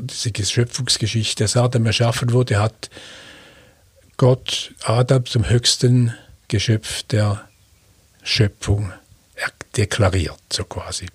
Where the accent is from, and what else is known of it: Switzerland; accent: Swiss German